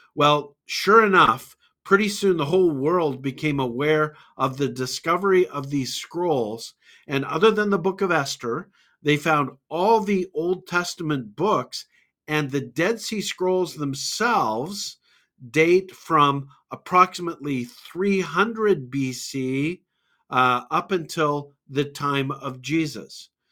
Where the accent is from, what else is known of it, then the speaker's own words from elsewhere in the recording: Calgary, Alberta, Canada; a university student at the University of Calgary, uh, in my hometown